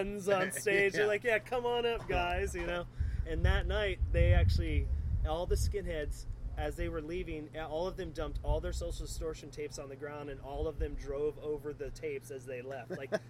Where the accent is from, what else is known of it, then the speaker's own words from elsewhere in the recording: Sarasota, Florida, United States; now in Gainesville, United States; That's what was such a hard transition for me growing up in Sarasota, because there was a lot of fighting all the time down there.